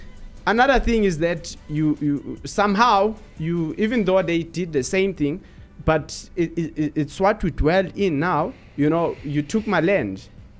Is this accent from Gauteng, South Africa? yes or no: no; Eastern Cape, South Africa; I grew up in Eastern Cape. So I was there.